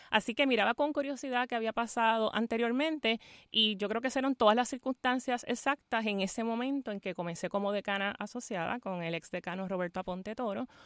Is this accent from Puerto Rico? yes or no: yes; Fajardo, Puerto Rico; a mi tía célebre y honor al pueblo de Fajardo, de donde soy, de donde me crié, caridura de pura cepa y que ciertamente tengo esa vinculación con la comunidad y con lo que representa para lo que soy hoy.